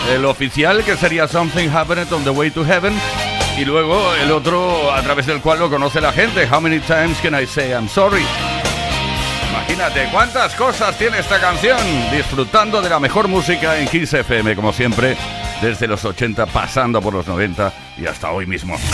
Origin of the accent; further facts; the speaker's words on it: Barcelona, Catalonia, Spain; de Barcelona.